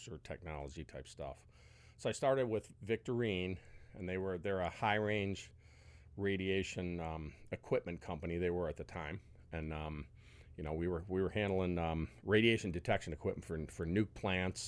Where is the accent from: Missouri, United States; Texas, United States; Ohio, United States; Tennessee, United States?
Ohio, United States; Rocky River; also born or lived in Westlake, Ohio; I grew up in Rocky River and Westlake